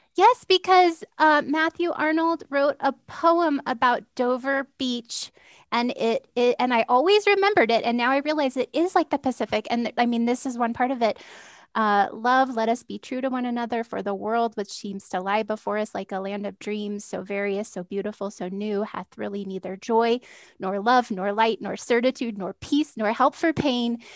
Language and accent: English; California, United States; moved away; I am from California originally